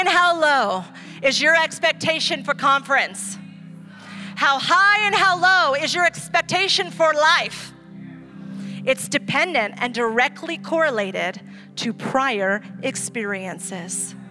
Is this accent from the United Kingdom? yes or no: no; Ecuador; now in San Diego, United States; I grew up in Ecuador.